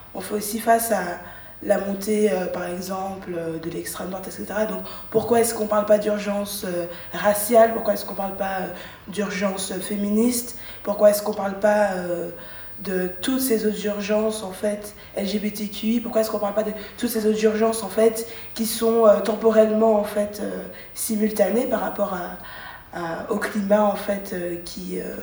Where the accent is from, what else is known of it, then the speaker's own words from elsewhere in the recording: Brussels, Brussels-Capital Region, Belgium; moi en tant que bruxelloise